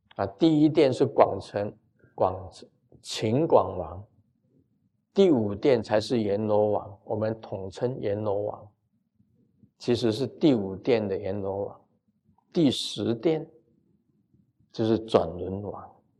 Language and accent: Chinese; Taiwan; 我们台湾很多从福建过来的，早期的移民到台湾来的